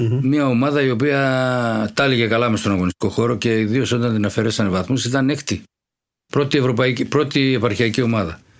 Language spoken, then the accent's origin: Greek; Thessaloniki, Central Macedonia, Greece; Αναληψιώτη, ε, Αριανίδη γειτονιά. Εκεί μεγαλώσαμε.